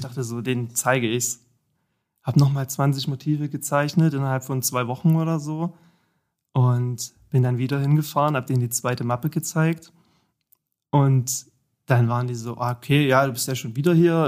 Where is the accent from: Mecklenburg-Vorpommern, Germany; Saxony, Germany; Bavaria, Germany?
Saxony, Germany; Vogtland; also born or lived in Erfurt / Jena; now in Dresden, Germany; Ursprünglich komme ich tatsächlich aus dem Vogtland, hm. aus Sachsen. Ja, die, der Ort mit dem schlimmsten Dialekt wahrscheinlich in ganz Deutschland